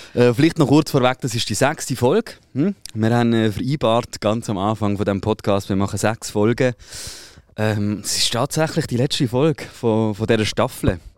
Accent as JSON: {"language": "German", "country": "Switzerland", "tie": "born or raised there", "said": "ich habe vielleicht keine Schweizer Staatsbürgerschaft, aber ich bin ja in der Schweiz aufgewachsen."}